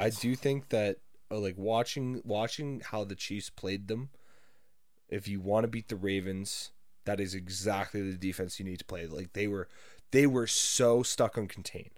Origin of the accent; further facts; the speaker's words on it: Canada; I'm not American